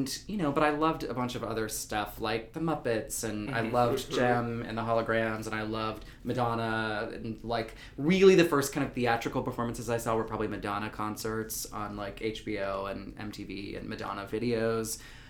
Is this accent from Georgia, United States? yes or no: no; near Asheville, North Carolina, United States; I'm from North Carolina and near Asheville.